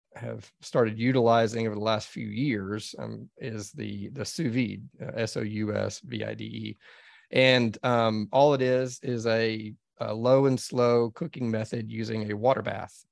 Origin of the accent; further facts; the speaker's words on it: Dallas, Texas, United States; I grew up in Dallas, Texas